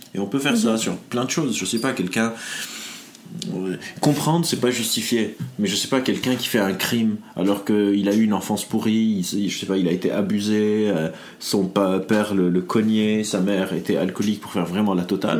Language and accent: French; Lebanon; now in France; je viens du Liban, donc toute ma vie, euh, on appelle le Liban un pays sous-développé. Je suis arrivé mhm. dans le monde développé, genre la France